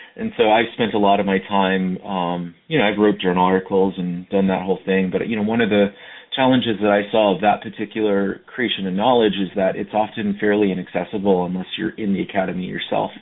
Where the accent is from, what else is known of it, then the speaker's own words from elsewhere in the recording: United States; I'm originally from the Navajo Nation